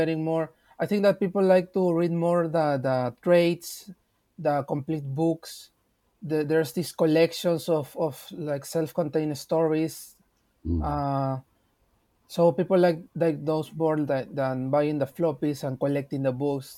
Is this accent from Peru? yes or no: yes; Peru; I'm from Peru, and in 2010 we started